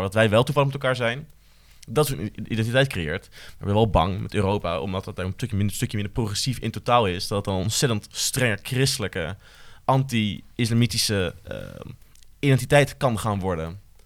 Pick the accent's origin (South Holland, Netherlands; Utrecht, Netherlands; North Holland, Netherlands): Utrecht, Netherlands; Ik voel me Utrechter